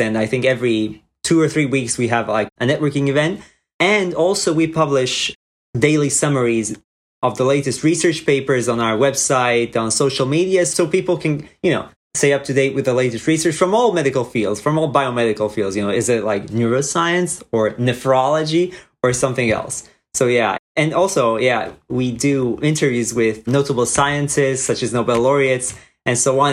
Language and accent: English; Croatia; moved away as an adult; now in United States; I'm originally from Croatia, where I was intended to do neurology residency